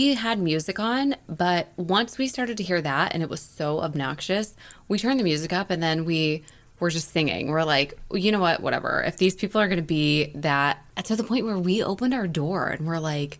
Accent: Indiana, United States; And you forget I'm from Indiana.

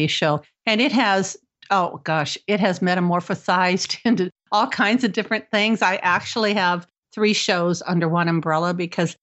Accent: Cleveland, Ohio, United States; also born or lived in Chicago, Illinois; now in Florida, United States; I was born and raised in Cleveland, Ohio

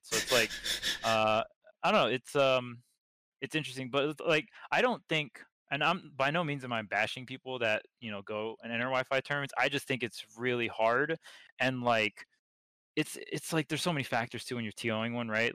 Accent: Hawaii, United States; I'm from Hawaii.

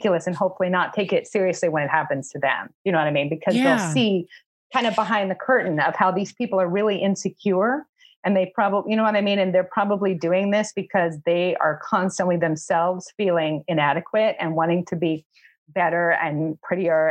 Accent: Shawnee, Oklahoma, United States; I'm from a really small town in Oklahoma

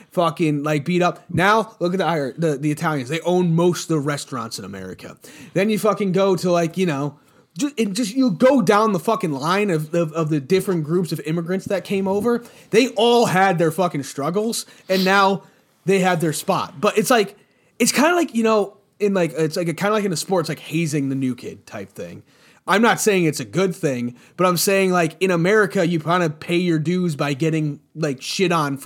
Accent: United States; I'm an American

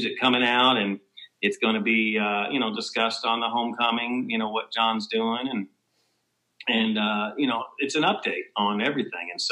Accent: Kentucky, United States; moved away as an adult; also born or lived in Los Angeles / Nashville; I'm from Kentucky.

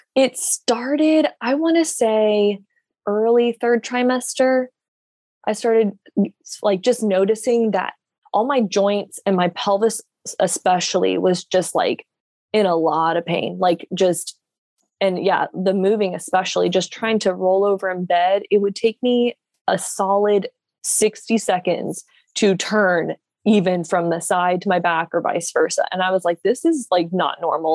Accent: Jacksonville, Florida, United States; I am from Jacksonville, Florida, born and raised here

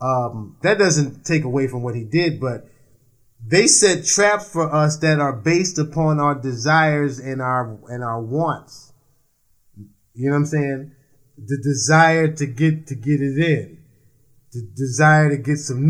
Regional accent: United States; now in Washington, D.C., United States; I'm from Jersey and New York

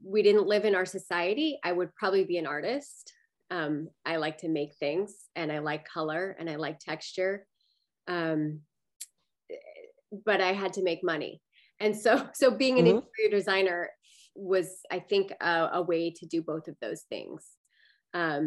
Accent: Salt Lake City, Utah, United States; moved away as an adult; now in Alameda, United States; I grew up in Utah, in Salt Lake City, Utah

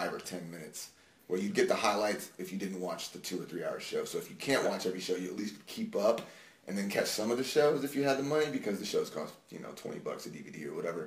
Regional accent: San Antonio, Texas, United States; I grew up in San Antonio, Texas.

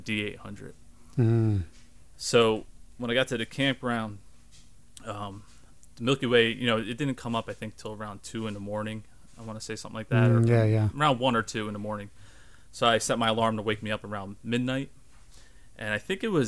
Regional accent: New Jersey, United States; growing up in New Jersey, I'm always at the Jersey Shore

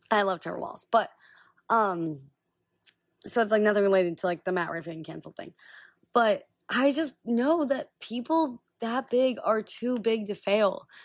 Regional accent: Israel; born there; Literally all I talk about is that like I was born in Israel and how that made me see the situation that's going on there.

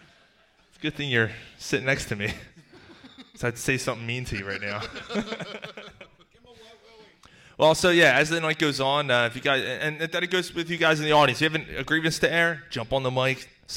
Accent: Philadelphia, Pennsylvania, United States; moved away as an adult; now in Langhorne, United States; I grew up in Philly. I grew up in Philly.

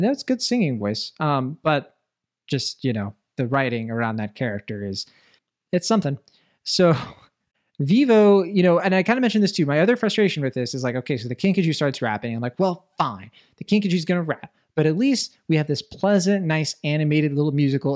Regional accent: Puerto Rico; I'm from Puerto Rico.

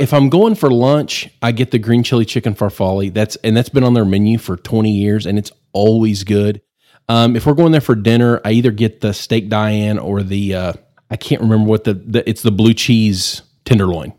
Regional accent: Amarillo, Texas, United States; I'm uh, born and raised in Amarillo

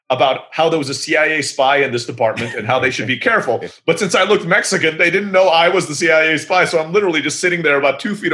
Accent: Turkey; So my mom is from the Philippines, my dad's from the US, but grew up in Africa, and I'm growing up in Turkey, right?

